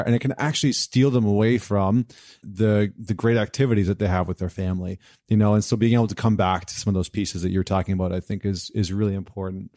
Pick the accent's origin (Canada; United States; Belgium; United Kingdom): Canada; Edmonton, Alberta; I grew up in Edmonton